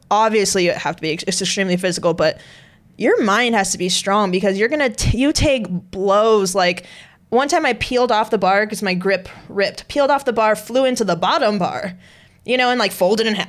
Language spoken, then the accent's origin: English; Southern California, United States; we grew up. So we're both from Southern California.